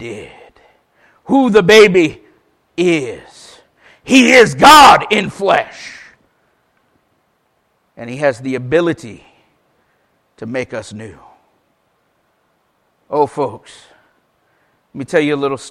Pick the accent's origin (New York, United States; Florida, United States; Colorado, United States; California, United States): Florida, United States; Paisley; moved away; I was raised in the First Baptist Church of Paisley. Ironically, I now live back in Paisley